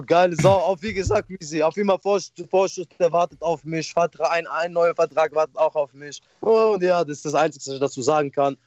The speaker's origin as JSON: {"language": "German", "country": "Morocco", "tie": "born or raised there", "moved": "yes", "lives_now": "Germany", "said": "Bei uns in Marokko"}